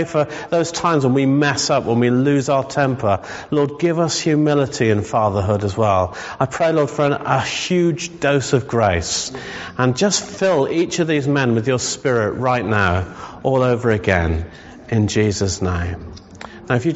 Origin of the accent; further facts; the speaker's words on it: England, United Kingdom; we're English